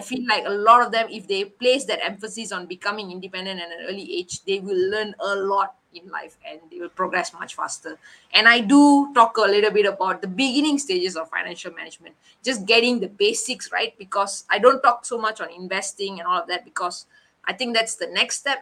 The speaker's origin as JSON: {"language": "English", "country": "Malaysia", "said": "we were the first Malaysians"}